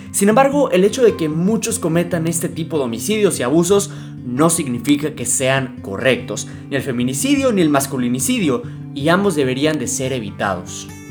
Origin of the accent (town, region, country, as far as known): Mexico